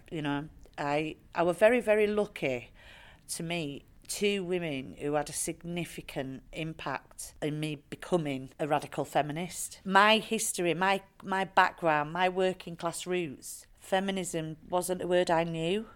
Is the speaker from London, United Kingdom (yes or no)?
no; Bradford, Yorkshire and the Humber, United Kingdom; I am a white working class woman from Bradford, very proud of my working class roots.